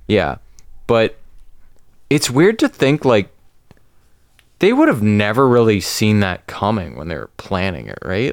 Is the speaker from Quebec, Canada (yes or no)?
no; Georgetown, Ontario, Canada; born or raised there; moved away as an adult